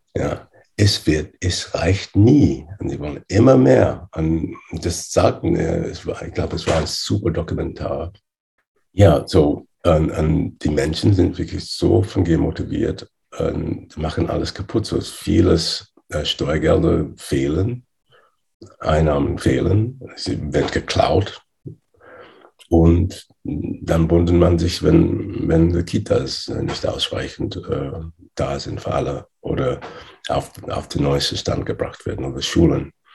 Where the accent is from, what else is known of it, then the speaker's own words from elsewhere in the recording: England, United Kingdom; German is a second language; also born or lived in Nigeria / Loughborough, England; ich bin in Nigeria geboren. Äh, und mit acht Jahren bin ich nach England äh, ausgewandert, entsendet